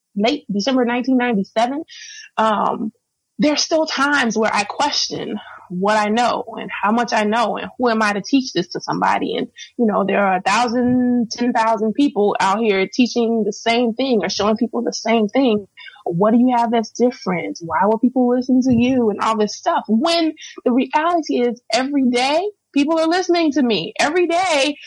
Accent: Florida, United States; moved away as an adult; also born or lived in Houston, Texas; I'm born and raised in Florida. I went to college in Florida.

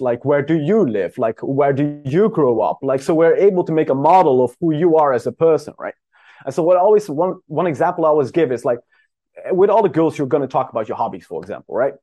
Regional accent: Netherlands; moved away; I'm from the Netherlands originally

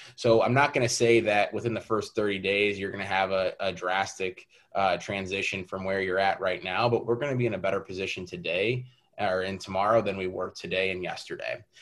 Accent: St. Louis, Missouri, United States; I am born and raised in St. Louis. Pretty much lived here my whole life outside of four years in college.

